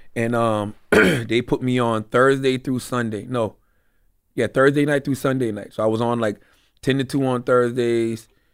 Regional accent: Moncks Corner, South Carolina, United States; moved away as an adult; also born or lived in Charleston, South Carolina / Philadelphia; I'm from South Carolina. I'm from Monk's Corner. I'm twenty minutes from Charleston. I was born in Charleston

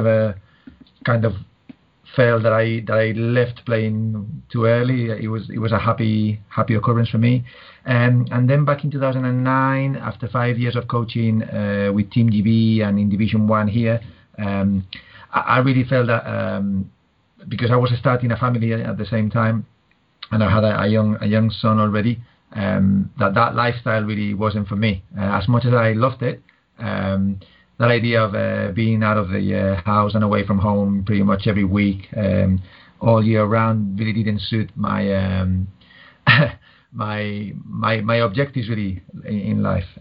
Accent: Madrid, Community of Madrid, Spain; moved away as an adult; now in United Kingdom; born and bred in Spain, in Madrid, but moved to the UK back in 99.

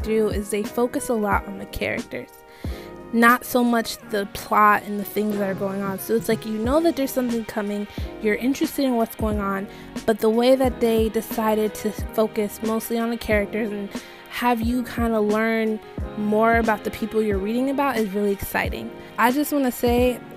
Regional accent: Jamaica; I'm not Nigerian, but I am Jamaican

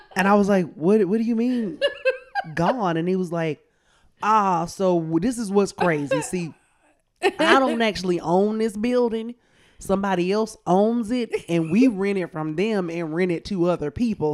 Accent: Columbus, Georgia, United States; now in New York, United States; I am from Columbus, Georgia, right down the street.

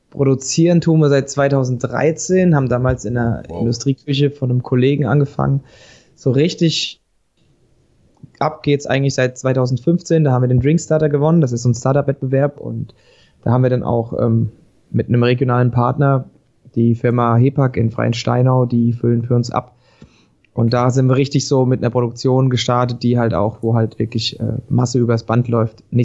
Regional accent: Schotten, Hesse, Germany; now in Giessen, Germany; Ich bin 31, äh, wohne in Gießen, komme ursprünglich aus Schotten im Vogelsbergkreis, wohne jetzt aber schon seit über zehn Jahren in Gießen.

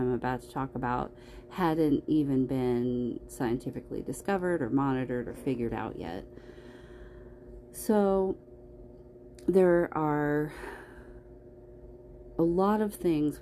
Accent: California, United States; moved away; I was growing up in California, and when I moved away from there

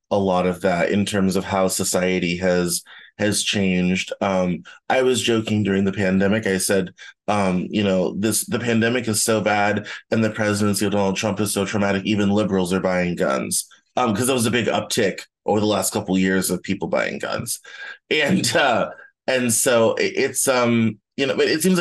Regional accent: the South, United States; I grew up in the South

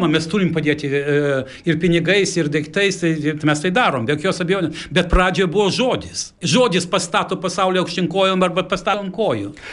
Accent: Lithuania; moved away; also born or lived in Stockholm, Sweden

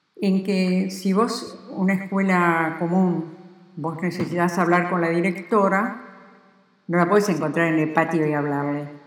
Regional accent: Argentina; soy argentina y quiero mucho a la Argentina

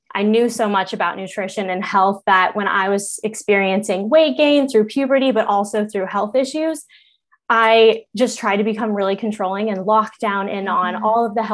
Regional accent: Colorado, United States; moved away; I grew up in Colorado

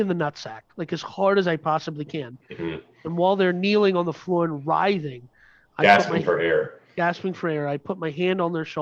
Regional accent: Minnesota, United States; we were raised in Minnesota

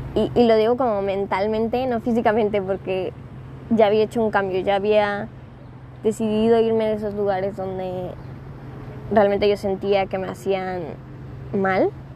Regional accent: Acapulco, Guerrero, Mexico; moved away as an adult; also born or lived in Puebla, Mexico; now in Los Cabos, Mexico; yo estaba en Acapulco, yo nací en Acapulco. Eh, me vine, me fui, me, mejor dicho, me fui a estudiar la universidad a Puebla

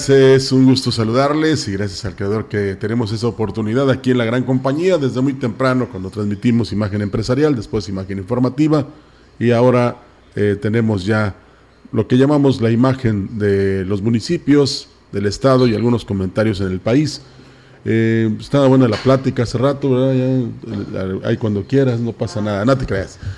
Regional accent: Mexico; No, pues soy mexicano.

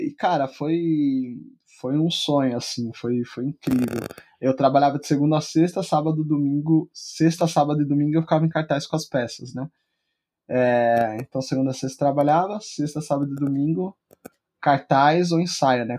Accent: São Paulo, Brazil; eu sou da, da periferia de São Paulo, né? Então sou nascido e criado é, na Zona Leste, na, na cidade de Tiradentes

